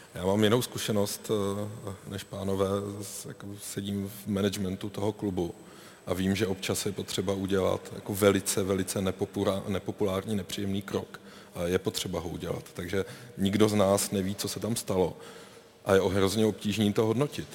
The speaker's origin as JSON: {"language": "Czech", "town": "Brno", "region": "South Moravian Region", "country": "Czechia", "said": "jako Brňák jsem, navždy, navždy budu"}